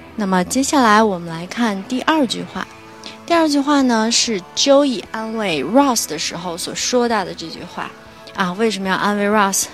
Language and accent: Chinese; China; 按照我们中国人的语言习惯呢